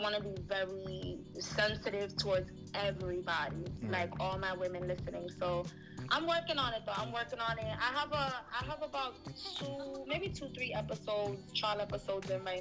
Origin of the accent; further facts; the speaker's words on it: New York, United States; growing up, being born and raised in New York